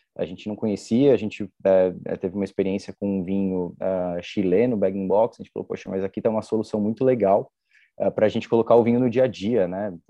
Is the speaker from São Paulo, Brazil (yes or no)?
yes; São Paulo, Brazil; É uma expressão muito utilizada aqui na Moca, nós nascemos na Moca